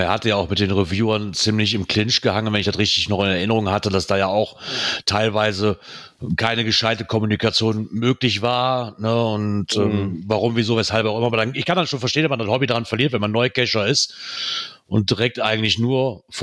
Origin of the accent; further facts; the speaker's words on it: Aachen, North Rhine-Westphalia, Germany; Ähm, die stehen ja doch ein bisschen besser da wie ich als Aachener